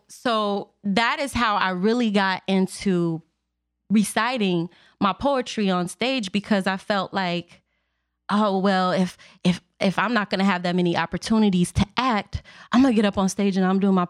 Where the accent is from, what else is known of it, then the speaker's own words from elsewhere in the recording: Waukegan, Illinois, United States; I am actually from the Lake County area. I did go to Waukegan High School. I graduated in 04